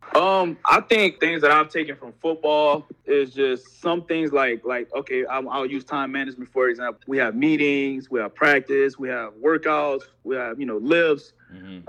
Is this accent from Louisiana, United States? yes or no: yes; Opelousas, Louisiana, United States; I'm from Opelousas, Louisiana, a little small town in Louisiana